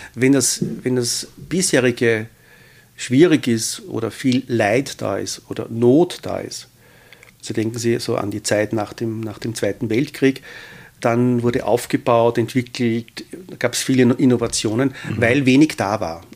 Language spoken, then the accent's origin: German; Austria; wir als äh, Österreicher